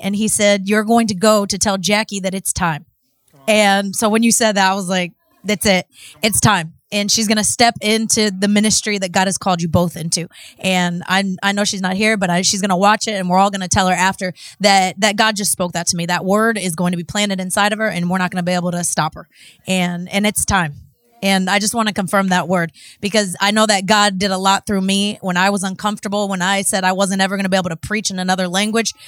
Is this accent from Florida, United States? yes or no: yes; Cocoa Beach, Florida, United States; moved away as an adult; now in Mexico; I'm from Cocoa Beach, Florida.